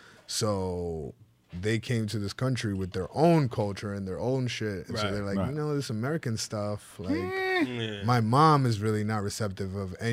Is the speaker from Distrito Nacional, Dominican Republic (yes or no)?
yes; Santo Domingo, Distrito Nacional, Dominican Republic; first language es; English is a second language; also born or lived in New York; I grew up in the capital, Santo Domingo.